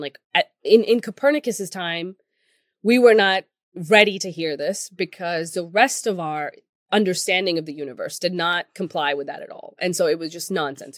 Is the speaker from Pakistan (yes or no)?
yes; Pakistan; moved away; I come from Pakistan.